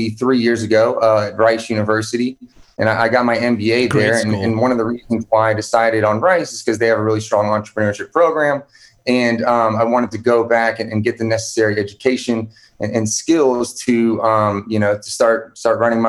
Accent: Houston, Texas, United States; I'm originally from Houston, Texas.

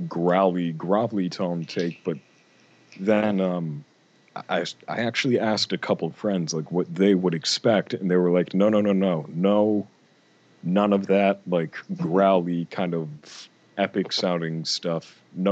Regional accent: Western Massachusetts, United States; I'm from Western Massachusetts

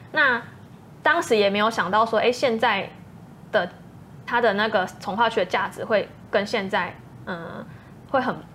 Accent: Changhua County, Taiwan; moved away; 我是彰化人，嗯，就是也知道彰滨工业区那边也是风很大

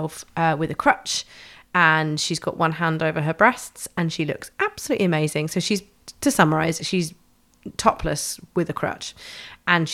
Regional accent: London, United Kingdom; I grew up in Tufnell Park in Camden

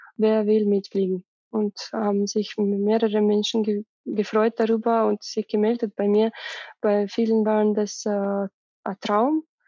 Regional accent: Russia; German is a second language; moved away; für mich als Russin

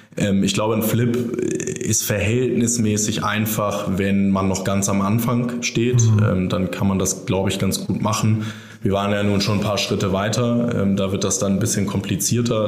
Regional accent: Germany; als Europäer oder als Deutscher

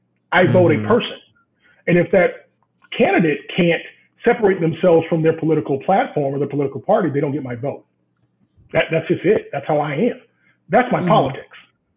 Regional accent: Southern US, United States; And I walk along these halls and I speak to everyone because I'm from the South. I speak to everybody.

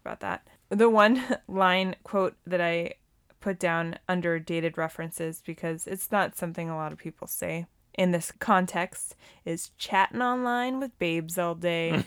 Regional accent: Montana, United States; I grew up in Montana

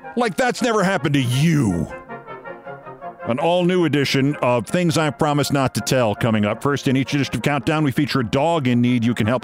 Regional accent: Hastings-on-Hudson, New York, United States; the pharmacy in my hometown of Hastings on Hudson, New York

